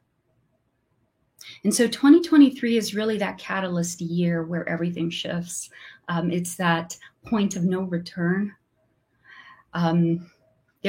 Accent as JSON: {"language": "English", "country": "Brazil", "second_language": "English", "said": "I'm from Brazil, so sometimes my English is not perfect"}